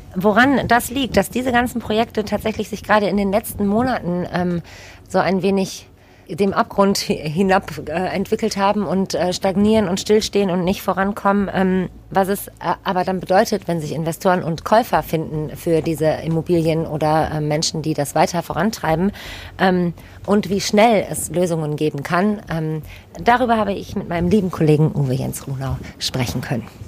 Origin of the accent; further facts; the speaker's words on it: Düsseldorf, North Rhine-Westphalia, Germany; moved away as an adult; Ich komme aus Düsseldorf, ähm, bin nach ein paar Stationen außerhalb wieder sehr, sehr, sehr gerne hier